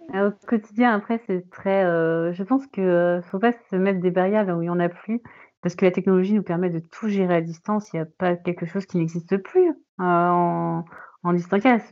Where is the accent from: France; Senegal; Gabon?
France; Paris, Île-de-France; now in Brittany, France; je ne suis pas bretonne, je suis parisienne